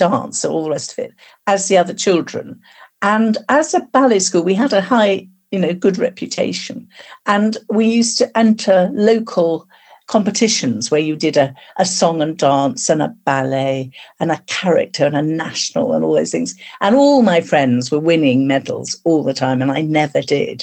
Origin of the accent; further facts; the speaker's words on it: London, United Kingdom; now in Minchinhampton, United Kingdom; I was actually born in London, but I was brought up in Wimbledon. We moved there when I was about six.